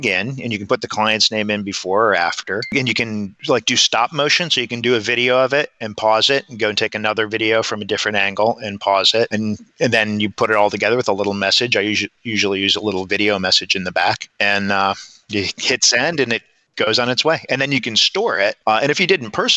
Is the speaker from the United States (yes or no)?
yes; Watkins Glen, New York, United States; moved away; I grew up in Watkins Glen, New York.